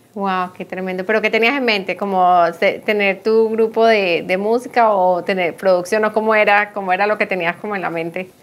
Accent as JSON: {"language": "Spanish", "country": "Colombia", "moved": "yes", "said": "nosotros decimos bachillerato en Colombia, pero ah, aquí es secundaria"}